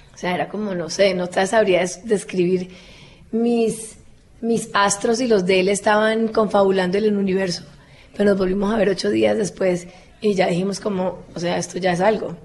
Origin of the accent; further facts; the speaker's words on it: Cali, Valle del Cauca, Colombia; accent: caleño; moved away; yo soy caleño